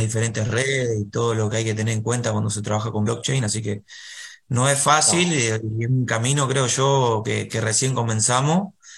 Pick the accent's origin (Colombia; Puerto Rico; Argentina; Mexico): Argentina; tenemos acá en Argentina